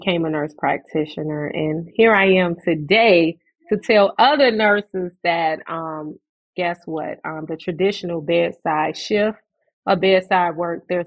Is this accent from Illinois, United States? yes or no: yes; Chicago, Illinois, United States; I am from the South Side of Chicago, born and raised in a low-income housing project